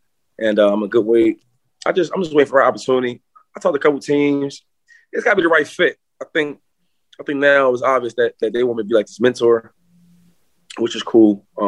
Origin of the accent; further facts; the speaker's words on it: an hour away from Philadelphia, Pennsylvania, United States; I'm from here. I'm an hour away from Philadelphia. My hometown kid.